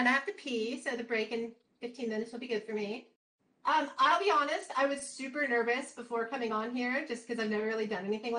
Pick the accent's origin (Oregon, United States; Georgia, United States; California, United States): Georgia, United States; accent: Southern; I grew up in Georgia